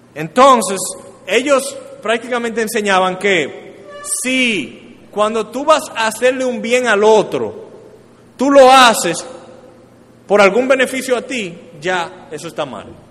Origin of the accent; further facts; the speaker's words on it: Dominican Republic; como dominicanos